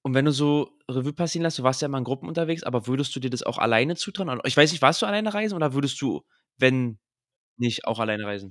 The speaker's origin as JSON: {"language": "German", "region": "Berlin", "country": "Germany", "said": "aus Berlin"}